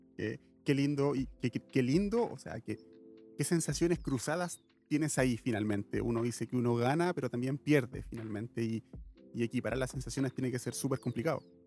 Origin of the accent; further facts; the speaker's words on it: Chile; yo soy chileno